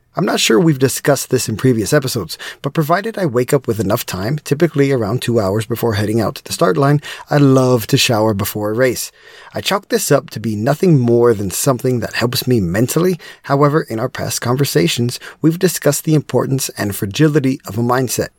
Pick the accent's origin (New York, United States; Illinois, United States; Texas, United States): Texas, United States; As a proud Texan